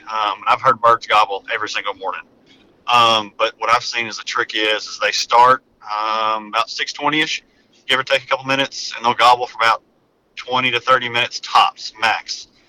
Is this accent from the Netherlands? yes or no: no; Arkansas, United States; moved away as an adult; now in Alabama, United States; I'm kind of a transplant. I moved down here to Alabama from Arkansas several years ago just for work.